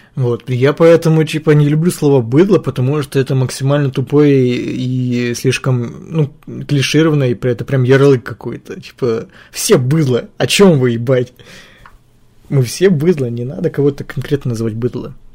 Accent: Ukraine; я из Украины

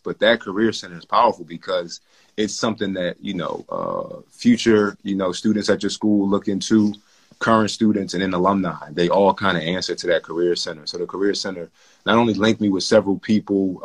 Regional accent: Philadelphia, Pennsylvania, United States; I'm from South Philly

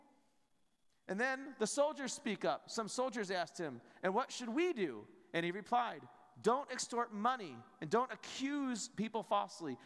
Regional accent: United States; as Americans, maybe we don't feel all that privileged and prideful about being American

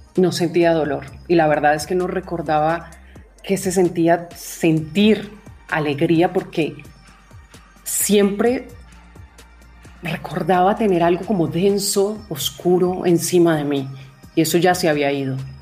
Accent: Cali, Valle del Cauca, Colombia; moved away as an adult; also born or lived in Bogotá; Salí de Cali, mi ciudad, en Colombia, me fui a la capital.

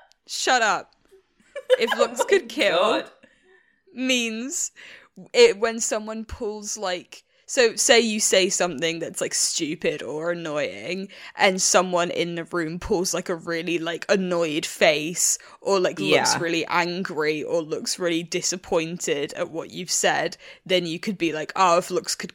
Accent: United Kingdom; we're British.

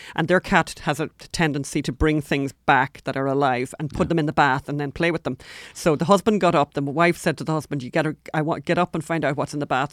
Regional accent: Ireland; now in United States; We're from Ireland.

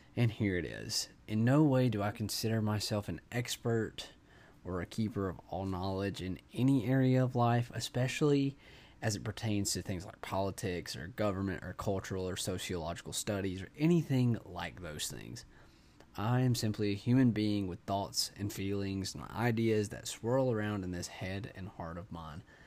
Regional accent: United States; all of us as American citizens

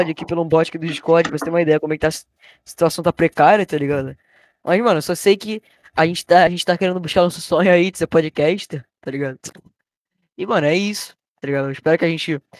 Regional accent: Rio de Janeiro, Brazil; a gente é do Rio, né? Tá o sotaque bem é, complicado

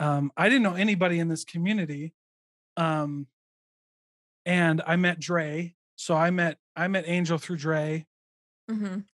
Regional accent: Midwest, United States; I mean, I guess it's an everywhere game, but I grew up in the Midwest.

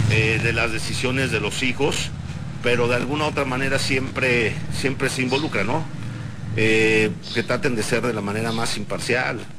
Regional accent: San Miguel de Allende, Guanajuato, Mexico; born or raised there; also born or lived in Mexico City

